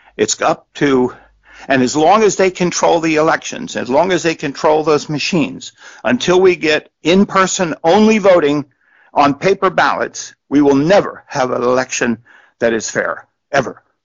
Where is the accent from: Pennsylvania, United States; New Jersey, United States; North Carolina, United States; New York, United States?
New Jersey, United States; moved away; I grew up in New Jersey. You know, that's where I was from.